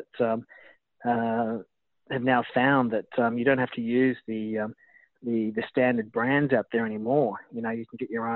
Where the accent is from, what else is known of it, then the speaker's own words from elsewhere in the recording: Gold Coast, Queensland, Australia; I'm from the Gold Coast